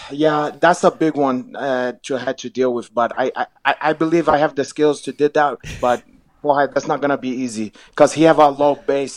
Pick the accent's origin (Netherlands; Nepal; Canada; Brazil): Brazil; English is a second language; now in United States; For me, you know, I used to saw when I came from Brazil, we idolized Oscar Schmidt